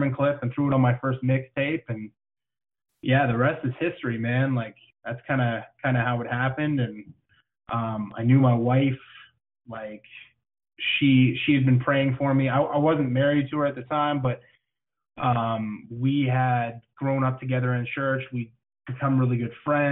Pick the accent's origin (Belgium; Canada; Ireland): Canada; I am Canadian, and it is freezing up here.